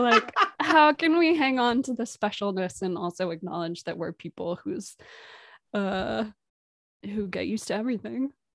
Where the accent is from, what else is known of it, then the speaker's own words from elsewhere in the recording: Providence, Rhode Island, United States; moved away; I'm originally from Providence, Rhode Island